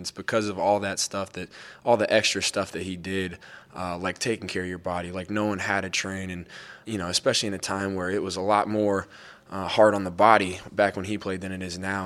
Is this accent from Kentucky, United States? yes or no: no; Denver, Colorado, United States; growing up in Denver